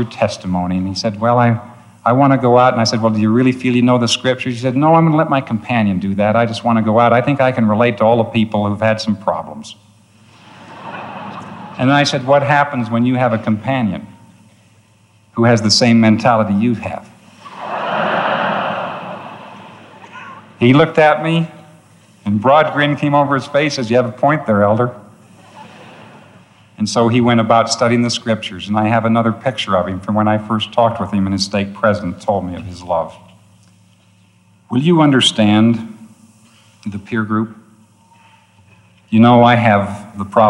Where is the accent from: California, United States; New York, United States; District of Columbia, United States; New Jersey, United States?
New York, United States; born or raised there